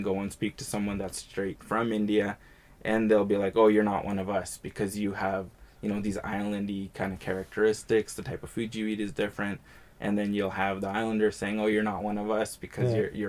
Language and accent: English; Edmonton, Alberta, Canada; I was born and raised in Edmonton, but I'm a first generation Canadian. My parents were born in Fiji, and then a number of generations back, generally between four and six generations or five generations, would have been back from somewhere in India, somewhere in Pakistan